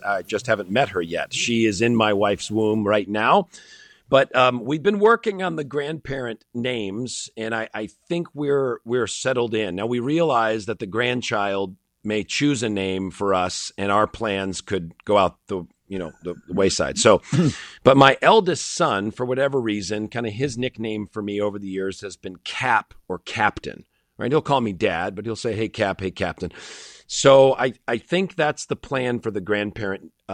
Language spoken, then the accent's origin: English; Connecticut, United States; now in Illinois, United States; I grew up in Connecticut